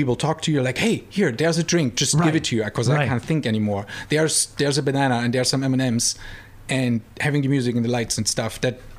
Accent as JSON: {"language": "English", "region": "East Germany", "country": "Germany", "tie": "born or raised there", "moved": "yes", "said": "Well, I grew up in East Germany, so up till I was 10, there were no American soldiers."}